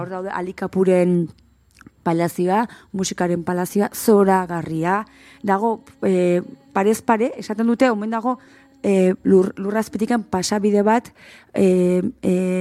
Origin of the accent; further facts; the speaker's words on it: Berrobi, Basque Country, Spain; txikitan guri eh, berrobiko eskolan maizuk ipuinak irakurtu zizkeun